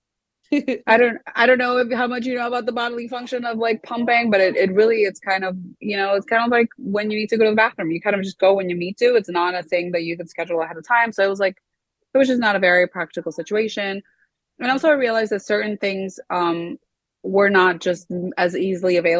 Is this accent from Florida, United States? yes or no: yes; Miami, Florida, United States; also born or lived in South America; I was actually born here in Miami